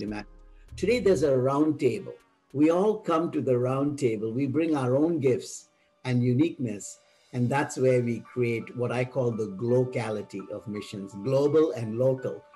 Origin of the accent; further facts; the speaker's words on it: India; now in United States; I'm based out of the U.S. Again, I come from India